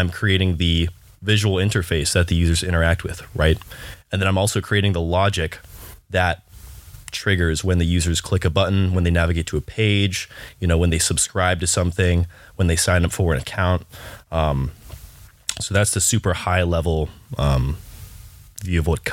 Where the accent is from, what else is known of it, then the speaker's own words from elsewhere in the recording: Nashville, Tennessee, United States; moved away as an adult; now in Los Angeles, United States; I'm from Nashville, Tennessee, and I've lived there my entire life.